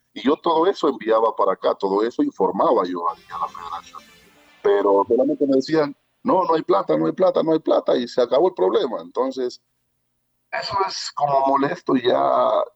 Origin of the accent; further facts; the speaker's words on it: Ecuador; yo soy atleta ecuatoriano